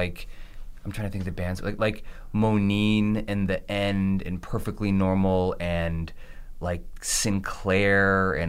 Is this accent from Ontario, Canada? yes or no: yes; Caledon, Ontario, Canada; I grew up with Mike in Caledon, and it was wonderful. I loved it. I mean, I think I missed out on some of the really great things that Carmen got to experience because we were super rural